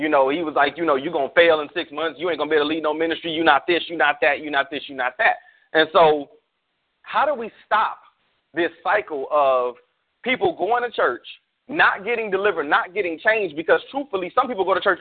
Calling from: Arizona, United States; Arizona, my home state currently.

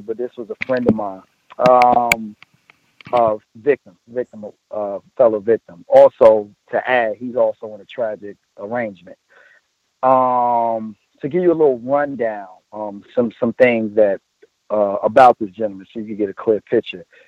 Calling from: New Jersey, United States; I'm calling from New Jersey

